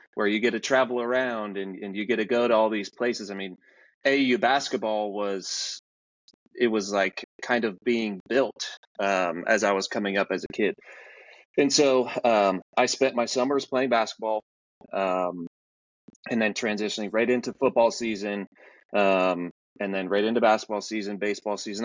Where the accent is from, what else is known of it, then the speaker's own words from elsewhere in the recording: Omaha, Nebraska, United States; I grew up in Omaha, Nebraska.